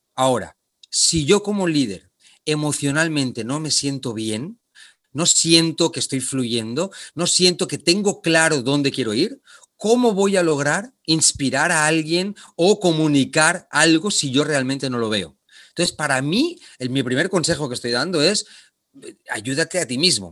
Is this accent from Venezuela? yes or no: no; Barcelona, Catalonia, Spain; moved away as an adult; also born or lived in Argentina / Japan; now in Panama; yo soy originario de Barcelona, de España